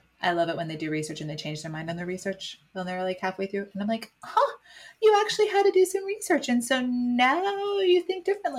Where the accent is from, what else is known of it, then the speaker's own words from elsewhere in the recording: Midwest, United States; And so to know how different his experiences were from mine experiences growing up in the Midwest